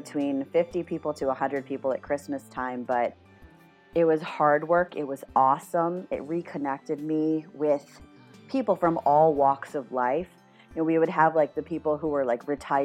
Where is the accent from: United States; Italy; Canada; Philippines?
United States; Rockville, Maryland; moved away as an adult; also born or lived in Massachusetts / Long Island, New York / Minneapolis, Minnesota / Washington, D.C.; now in South Korea; I moved to Rockville, Maryland, which is right outside of Washington, D.C., when I was 10 years old. So I spent my middle school, high school, formative years in Rockville, Maryland